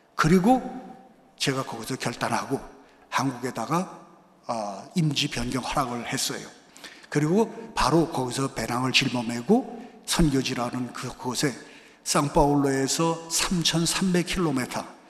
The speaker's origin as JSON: {"language": "Korean", "country": "South Korea", "first_language": "Korean", "moved": "yes", "lives_now": "Brazil"}